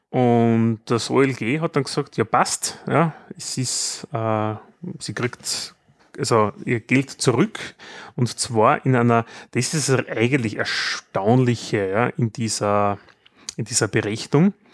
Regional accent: Austria; wenn wir als Österreicher woanders sind.

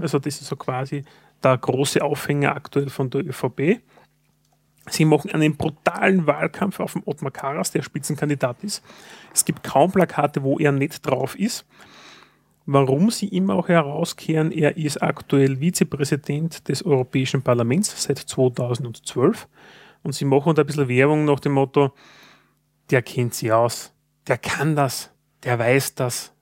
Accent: Austria; Als Österreicher

